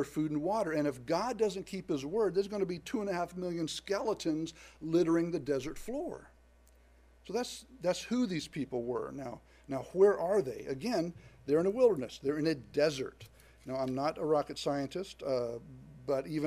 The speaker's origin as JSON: {"language": "English", "region": "the South", "country": "United States", "tie": "born or raised there", "said": "I was born in the South to parents that were raised in the South"}